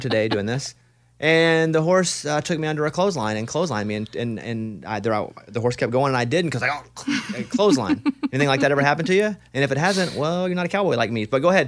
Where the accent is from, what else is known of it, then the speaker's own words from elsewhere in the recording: Arkansas, United States; I grew up in Arkansas